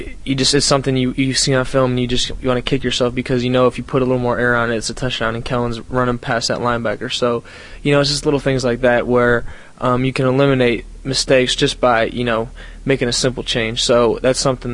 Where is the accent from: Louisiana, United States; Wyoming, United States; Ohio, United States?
Ohio, United States; Cleveland; moved away; I'm coming from Cleveland. You know, I grew up watching the Indians